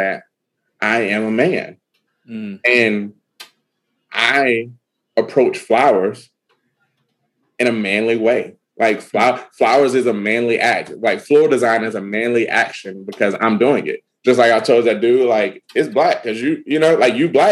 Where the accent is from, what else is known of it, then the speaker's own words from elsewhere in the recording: Alabama, United States; I'm from Alabama